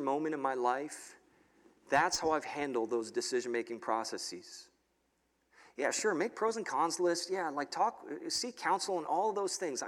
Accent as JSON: {"language": "English", "town": "New York City", "region": "New York", "country": "United States", "tie": "born or raised there", "moved": "as an adult", "lives_now": "State College, United States", "said": "I grew up in New York City"}